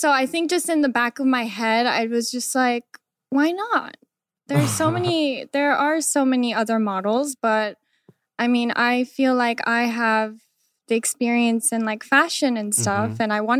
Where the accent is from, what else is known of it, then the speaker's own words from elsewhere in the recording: Iowa, United States; born there; I was born in the States. Okay. I was born in Iowa.